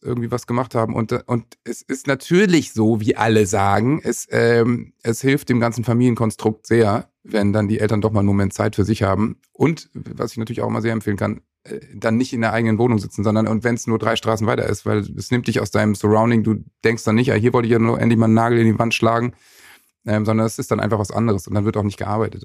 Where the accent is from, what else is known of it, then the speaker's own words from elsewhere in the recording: Worpswede, Lower Saxony, Germany; in dem wunderschönen Dorf Bobswede, wo ich aufgewachsen bin. Das ist so ein Künstlerdorf mit sehr viel Kunst und Kultur